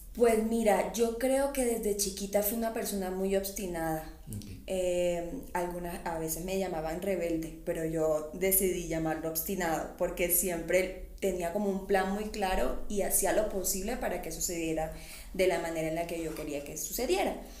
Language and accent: Spanish; Colombia; accent: mixed Barranquilla/Cartagena; moved away as an adult; also born or lived in Barranquilla / Cartagena; now in Mexico; mi acento siempre en Cartagena me dicen, oye, hablas súper barranquillero. Y en, en, Barranquilla me dicen lo contrario, que hablo muy cartagenero.